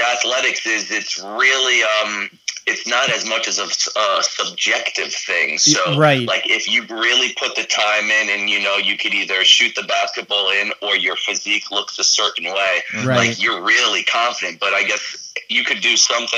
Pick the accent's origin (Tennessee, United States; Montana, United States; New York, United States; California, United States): New York, United States; New York City; moved away; also born or lived in Florida; growing up in Brooklyn in like a huge city